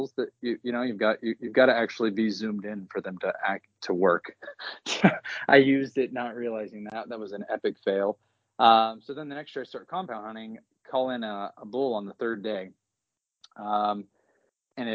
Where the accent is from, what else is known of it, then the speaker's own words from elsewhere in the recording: Oklahoma, United States; moved away as an adult; also born or lived in Denver, Colorado; So I live in Oklahoma now. I'm originally from Oklahoma